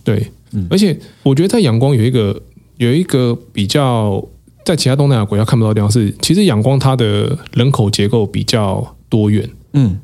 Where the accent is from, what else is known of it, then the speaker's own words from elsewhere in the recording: Taiwan; 我是台湾人